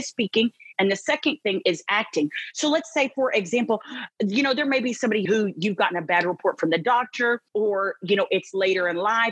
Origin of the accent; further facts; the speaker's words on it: Texas, United States; I'm from Texas